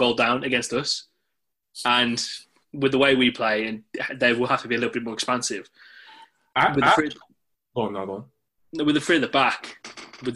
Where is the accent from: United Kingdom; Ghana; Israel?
United Kingdom; Midlands; growing up in the Midlands